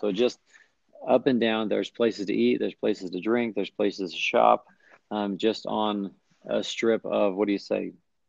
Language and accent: English; Utah, United States; I was, again, born and raised in Utah